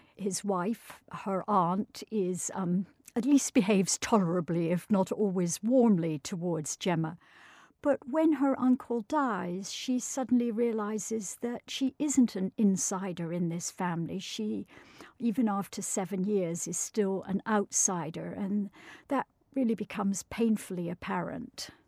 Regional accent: Scottish countryside, Scotland, United Kingdom; as a child growing up in the Scottish countryside

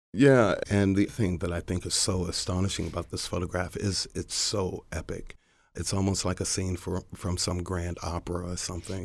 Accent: Baltimore, Maryland, United States; I'm from Baltimore. I still live in Baltimore.

